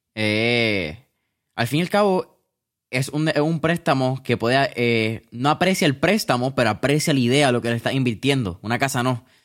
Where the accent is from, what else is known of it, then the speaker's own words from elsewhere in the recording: Puerto Rico; nosotros quizás como puertorriqueños tenemos una, ah, una cultura bastante interesante